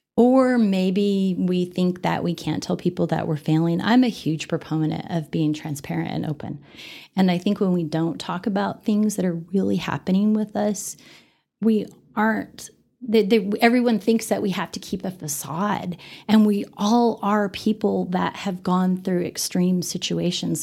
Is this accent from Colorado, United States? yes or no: yes; Denver, Colorado, United States; moved away as an adult; now in Amarillo, United States; I grew up in Denver